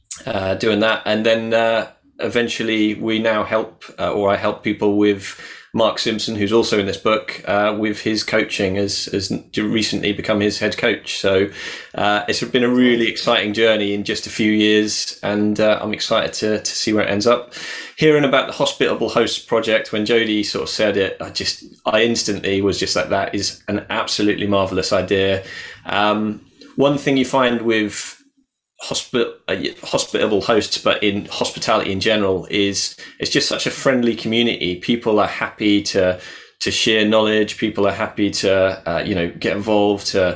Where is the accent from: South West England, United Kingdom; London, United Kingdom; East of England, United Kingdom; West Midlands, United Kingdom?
East of England, United Kingdom; Norwich; I am from Norwich in the UK.